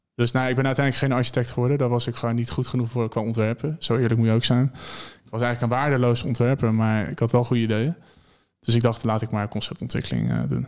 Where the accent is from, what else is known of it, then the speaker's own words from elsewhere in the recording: Maarssen, Utrecht, Netherlands; moved away; ik kom oorspronkelijk kom ik uit Maarsen. Dat ligt bij Utrecht